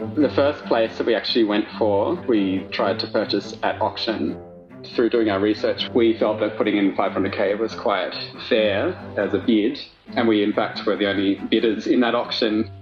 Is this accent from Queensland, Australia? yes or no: no; Sydney, New South Wales, Australia; moved away as an adult; now in Canberra, Australia; I'm from Sydney. I took this job in Canberra about 18 months ago